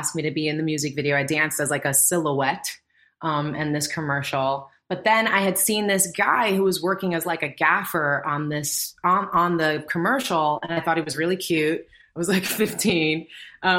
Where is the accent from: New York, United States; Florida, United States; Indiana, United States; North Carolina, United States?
New York, United States; I grew up in New York